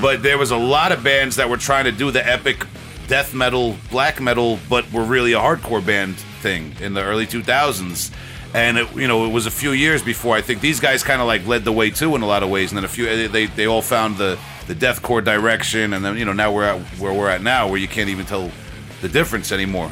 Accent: Long Island, New York, United States; We're from Long, I- Long Island

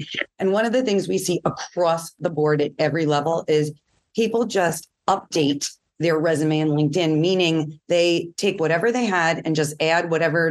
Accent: New York, United States; I'm from New York, so I talk quickly.

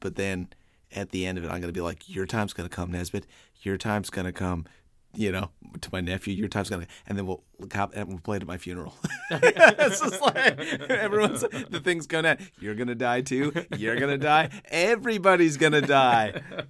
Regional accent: Newfoundland and Labrador, Canada; accent: Newfoundland

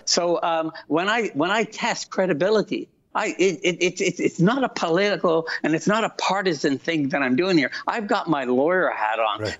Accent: Canada; As a Canadian

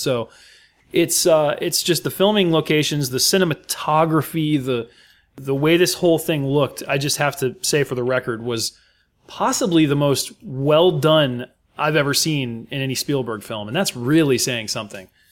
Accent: United States; as an American

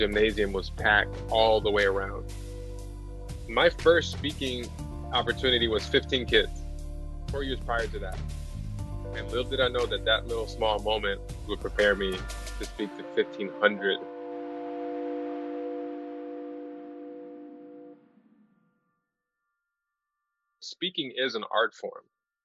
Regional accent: Chicago, Illinois, United States; now in Los Angeles, United States; born and raised in Chicago

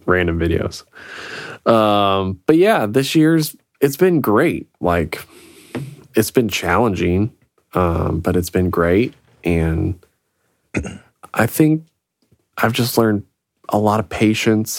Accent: Illinois, United States; moved away; from back in Illinois, my hometown

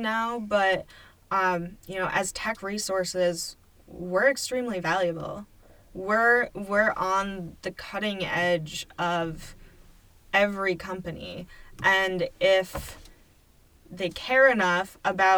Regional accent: Baldwinsville, New York, United States; moved away as an adult; also born or lived in New Hampshire; now in Syracuse, United States; I grew up in Baldwinsville and I wanted to move back

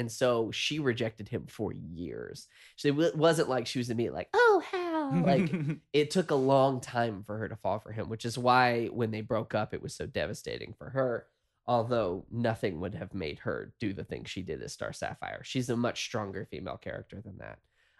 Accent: the South, United States; I'm from the South originally, and so I have a lot of difficulty dealing with issues.

